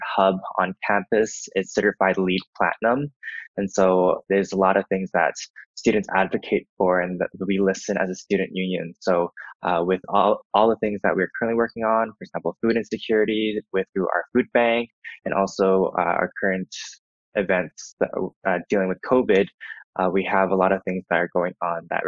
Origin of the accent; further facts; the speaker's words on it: Richmond, British Columbia, Canada; I grew up in Richmond, British Columbia. I'm an Asian Canadian immigrant